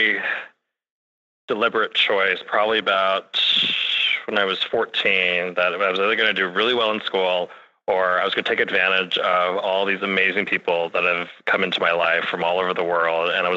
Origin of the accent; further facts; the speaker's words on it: Reading, Pennsylvania, United States; I'm from the town of Reading, Pennsylvania